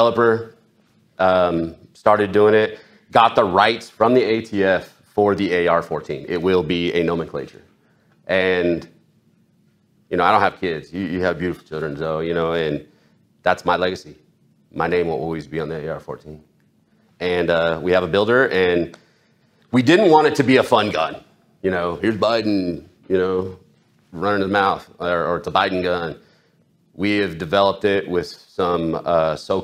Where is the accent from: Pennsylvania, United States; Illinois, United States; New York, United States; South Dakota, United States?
Illinois, United States; also born or lived in California; now in South Carolina, United States; I grew up in Illinois, and I lived in California until I moved to South Carolina